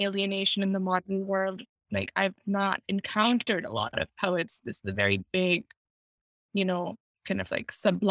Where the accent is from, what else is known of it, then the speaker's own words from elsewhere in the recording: Pakistan; now in United States; I grew up in Pakistan